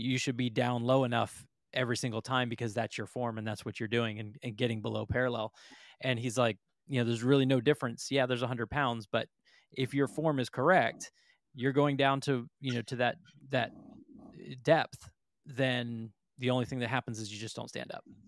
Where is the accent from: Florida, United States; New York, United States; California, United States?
Florida, United States; I come from Florida